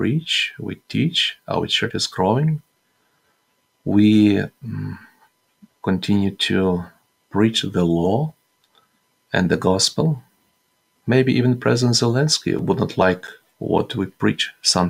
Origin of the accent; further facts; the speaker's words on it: Western Ukraine, Ukraine; now in Kyiv, Ukraine; I am from the Western Ukraine, from that territory that was under Polish authority, was part of Poland.